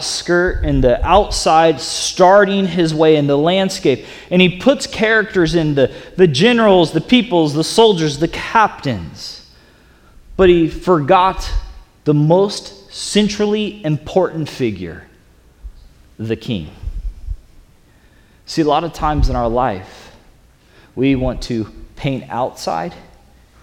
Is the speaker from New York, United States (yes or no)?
no; the South, Florida, United States; I'm from the South, and in Florida